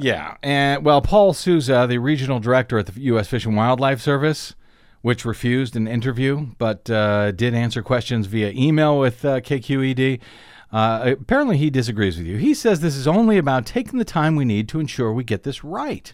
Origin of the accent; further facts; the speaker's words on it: Missouri, United States; moved away; I'm from Missouri